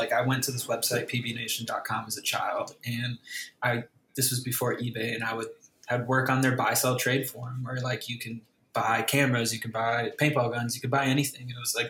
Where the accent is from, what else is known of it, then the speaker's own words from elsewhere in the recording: Winthrop Harbor, Illinois, United States; Originally from a place called Winthrop Harbor. It's like in between Milwaukee and Chicago, like 40 minutes from each.